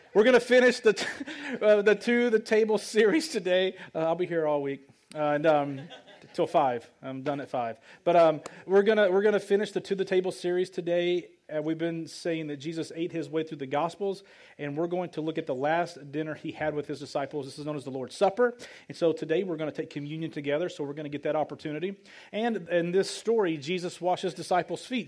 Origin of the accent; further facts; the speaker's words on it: Light, Arkansas, United States; I came from Light, Arkansas, population 50 people. I'm a country boy